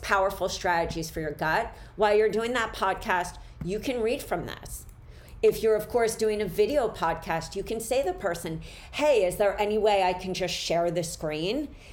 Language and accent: English; Philadelphia, Pennsylvania, United States; I am from Philly. I grew up in Center City, but I lived in an area in Philly where I was right near the Italian market